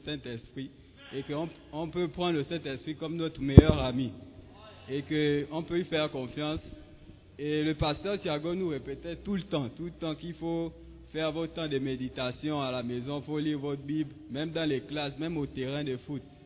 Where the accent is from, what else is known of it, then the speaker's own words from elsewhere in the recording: Gabon; now in Ghana; depuis chez moi au Gabon